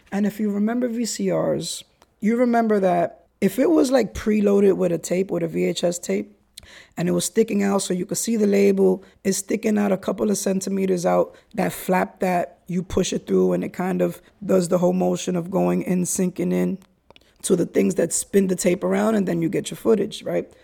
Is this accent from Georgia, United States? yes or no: no; New York City, New York, United States; also born or lived in Brooklyn / Kingsbridge, the Bronx; Highbridge Chronicles in an area of the Bronx that I grew up